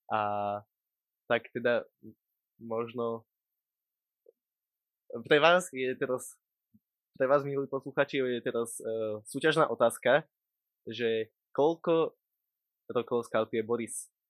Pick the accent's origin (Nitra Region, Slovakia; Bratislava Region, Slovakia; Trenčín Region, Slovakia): Trenčín Region, Slovakia; Pruské; Pochádzam z Pruského